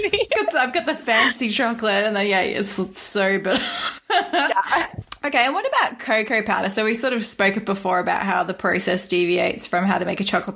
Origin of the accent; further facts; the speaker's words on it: Australia; As an Australian